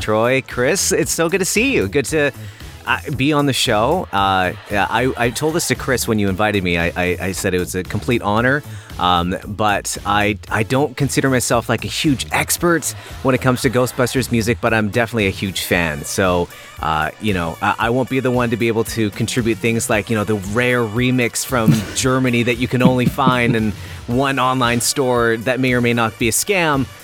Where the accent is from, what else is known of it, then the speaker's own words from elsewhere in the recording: Port Coquitlam, British Columbia, Canada; I grew up in Vancouver, British Columbia, or a, a little suburb called Port Coquitlam